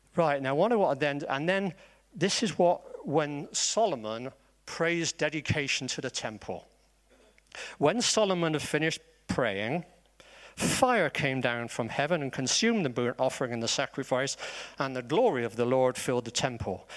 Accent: Bristol, South West England, United Kingdom; accent: Bristolian; I am Bristolian, so maybe my accent sounds like Wurzel Gummidge

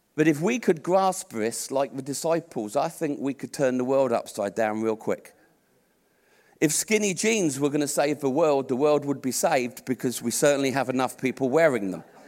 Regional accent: Portsmouth, South East England, United Kingdom; I was born here. I was born in Portsmouth. I'm a Brit.

